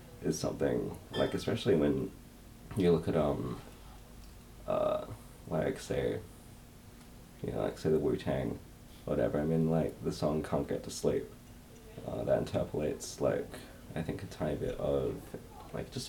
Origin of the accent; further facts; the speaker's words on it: Perth, Western Australia, Australia; I grew up in Perth